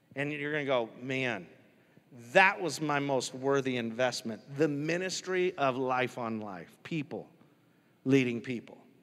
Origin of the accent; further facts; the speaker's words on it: United States; I'm American.